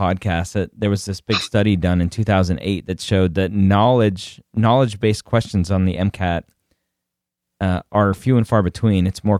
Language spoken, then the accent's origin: English; Redondo Beach, California, United States; I'm from Redondo Beach.